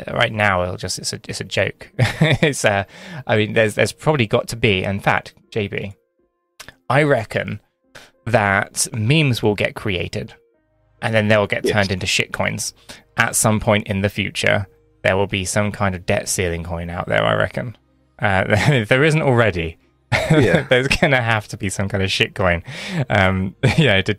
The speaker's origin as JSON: {"language": "English", "country": "United Kingdom", "said": "we're British"}